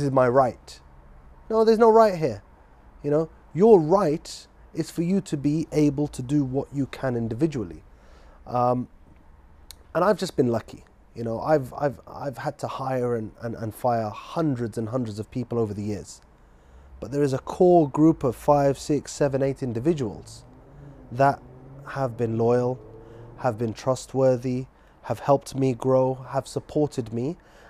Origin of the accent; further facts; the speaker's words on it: Scotland, United Kingdom; born there; also born or lived in Manchester / Guildford / London; You know, I was born in Scotland, moved to Manchester, lived in Guildford, and then we ended up in London.